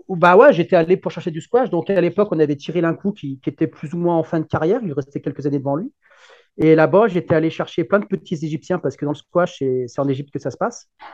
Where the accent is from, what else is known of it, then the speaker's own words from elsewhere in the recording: Lyon, Auvergne-Rhône-Alpes, France; je suis un Lyonnais